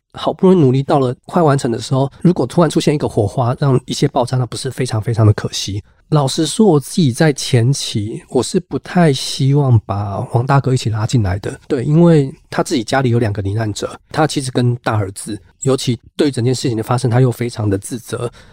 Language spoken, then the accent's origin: Chinese; Kaohsiung, Taiwan; moved away as an adult; also born or lived in northern Taiwan; 虽然我是高雄人，我可以说在高雄长大，但是老实说，从大学以后，基本上整个生活轨迹多数都在北部了